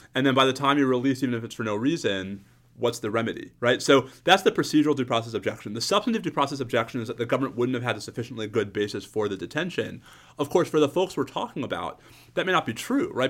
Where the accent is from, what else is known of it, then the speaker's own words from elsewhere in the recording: New York, United States; As a New Yorker growing up in the nineteen eighties